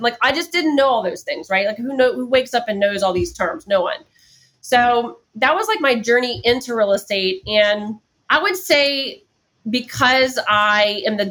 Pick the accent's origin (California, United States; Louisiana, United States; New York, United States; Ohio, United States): Louisiana, United States; New Orleans; now in Atlanta, United States; I'm from New Orleans and we're very eclectic